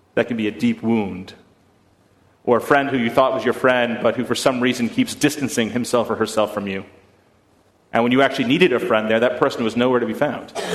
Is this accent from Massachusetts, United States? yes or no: yes; Boston, Massachusetts, United States; I am from Boston, and in Boston, we're, we're, we're notoriously bad drivers